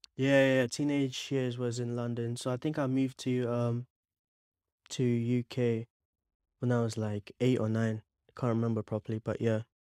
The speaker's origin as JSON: {"language": "English", "town": "Bangalore", "region": "Karnataka", "country": "India", "tie": "born or raised there", "also_born_or_lived": "Mangalore, India / Dubai, United Arab Emirates", "said": "I was born in India, in Mangalore. Yeah, it starts with an M. But I was raised for a few years in Bangalore"}